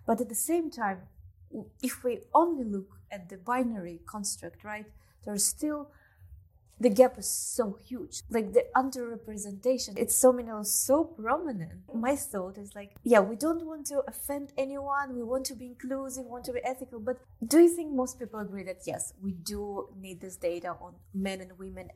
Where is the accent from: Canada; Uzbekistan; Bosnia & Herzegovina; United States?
Uzbekistan; I'm coming from Uzbekistan. It's quite a conservative society